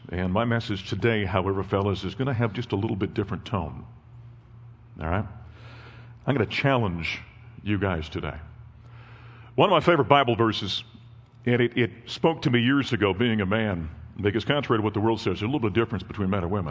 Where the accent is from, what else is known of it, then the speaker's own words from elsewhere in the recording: North Dakota, United States; moved away; my wife and I grew up in North Dakota